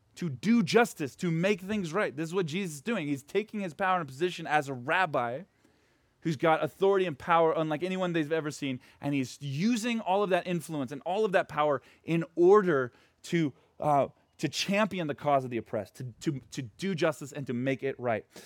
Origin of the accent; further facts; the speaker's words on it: Portland, United States; moved away; where I grew up right now in Portland